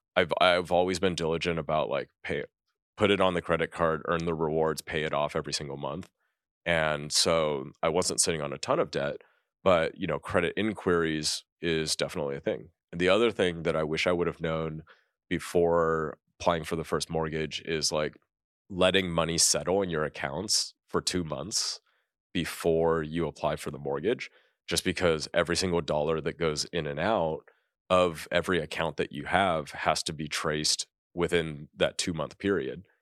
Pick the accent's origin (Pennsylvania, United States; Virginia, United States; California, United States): California, United States; moved away as an adult; growing up in California, I never thought that I would leave California